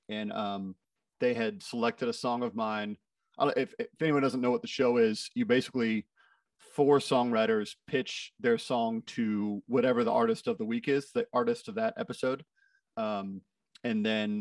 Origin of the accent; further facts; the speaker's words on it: Brownsburg, Indiana, United States; now in Nashville, United States; I'm from central Indiana originally, a little town called Brownsburg. But I've lived in Nashville, Tennessee now for 15 years or so